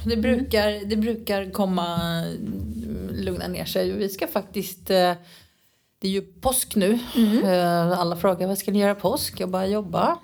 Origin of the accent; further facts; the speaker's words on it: Sweden; moved away as an adult; now in Nerja, Spain; hemma i Sverige